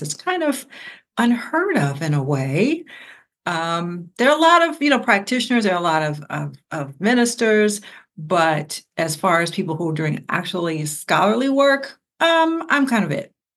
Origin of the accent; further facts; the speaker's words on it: Ohio, United States; I'm from Ohio